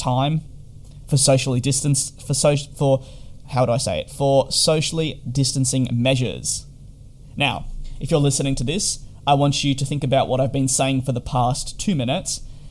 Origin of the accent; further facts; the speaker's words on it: Australia; moved away as an adult; also born or lived in United Kingdom; I'm actually Australian